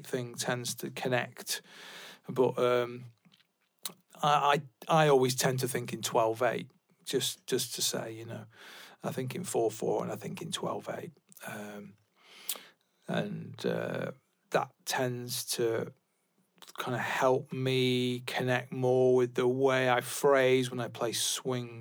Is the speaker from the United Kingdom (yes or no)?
yes; England, United Kingdom; I'm an English person